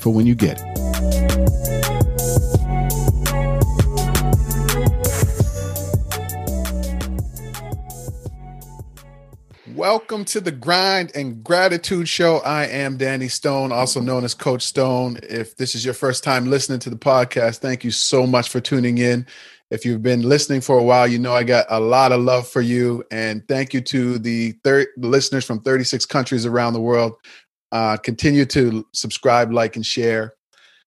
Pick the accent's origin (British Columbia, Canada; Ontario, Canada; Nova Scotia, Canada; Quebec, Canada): Nova Scotia, Canada; Dartmouth; we grew up in Dartmouth, Nova Scotia, which is, a somewhat small city in the East Coast of Canada